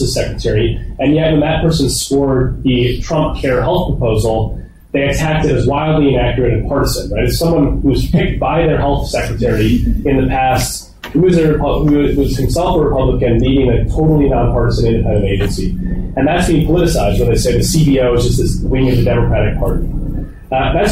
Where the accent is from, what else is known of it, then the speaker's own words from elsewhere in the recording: United States; as an American